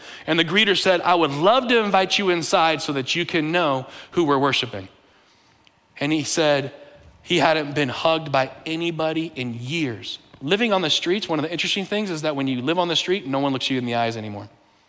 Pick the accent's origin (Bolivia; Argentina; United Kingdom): Bolivia; born there; also born or lived in United States; I've lived in 7 countries, and when I was born in Bolivia, where they speak Spanish. My parents are from the U.S., so I spoke English in the home.